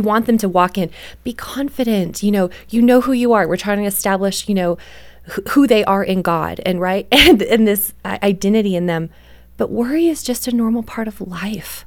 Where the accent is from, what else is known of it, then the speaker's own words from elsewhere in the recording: Canada; I grew up in Canada